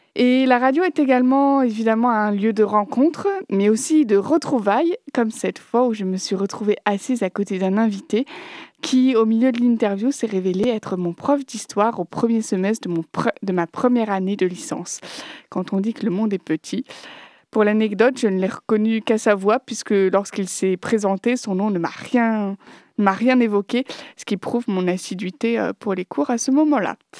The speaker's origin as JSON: {"language": "French", "town": "Nantes", "region": "Pays de la Loire", "country": "France", "said": "Je suis de Nantes"}